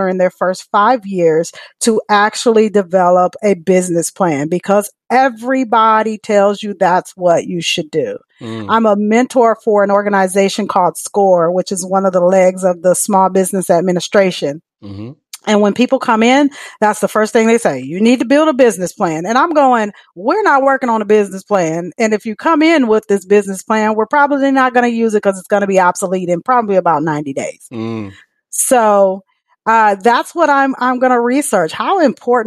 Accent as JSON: {"language": "English", "region": "Michigan", "country": "United States", "moved": "yes", "lives_now": "Dallas, United States", "said": "I'm from Michigan, but I am officially a Texan"}